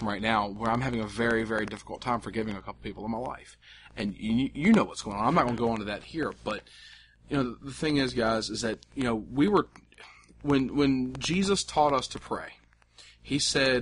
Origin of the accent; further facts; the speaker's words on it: the South, United States; I'm from the South